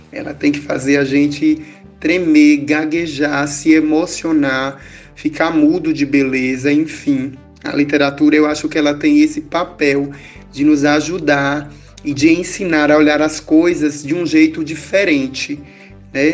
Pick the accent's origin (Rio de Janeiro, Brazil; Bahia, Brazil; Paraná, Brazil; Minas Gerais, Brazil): Bahia, Brazil; Tucano; eu sou daqui do sertão de Tucano, né? Daqui dessa cidade baiana.